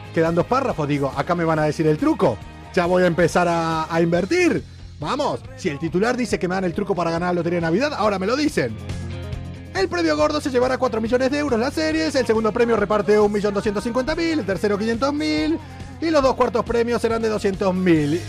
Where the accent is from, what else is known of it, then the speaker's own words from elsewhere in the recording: Argentina; moved away; also born or lived in Buenos Aires; Cuando yo digo que soy de Argentina, me preguntan todos si soy de Buenos Aires, que viví ahí